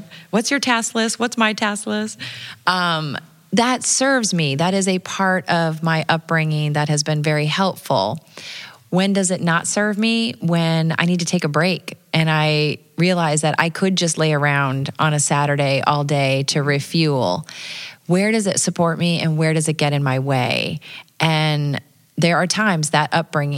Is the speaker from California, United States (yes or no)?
no; Dubuque, Iowa, United States; I grew up in Dubuque, Iowa